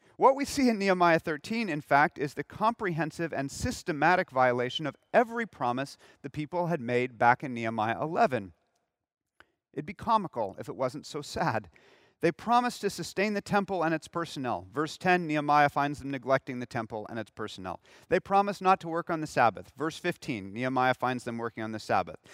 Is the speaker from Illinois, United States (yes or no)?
no; Southern California, United States; moved away; I'm from Southern California